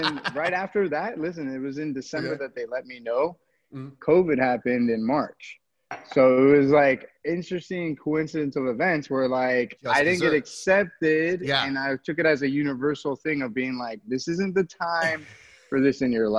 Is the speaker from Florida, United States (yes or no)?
yes; Miami, Florida, United States; also born or lived in Vero Beach, Florida; And now I'm in Miami, where it's my hometown.